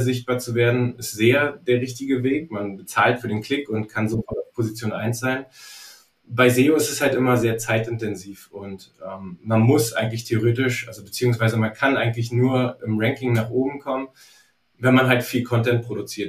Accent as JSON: {"language": "German", "region": "Berlin", "country": "Germany", "said": "ich komme übrigens aus Berlin"}